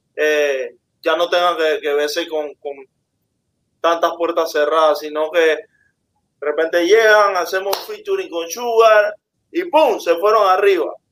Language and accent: Spanish; Panama; Es mi pensamiento como panameño